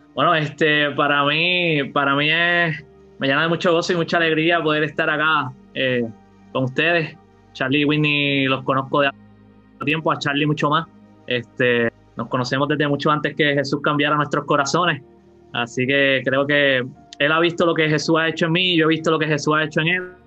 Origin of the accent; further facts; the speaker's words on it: Yauco, Puerto Rico; also born or lived in Ponce, Puerto Rico; soy de Yauco, sur de Puerto Rico, este, nací en Ponce, pero toda la vida me he criado en Yauco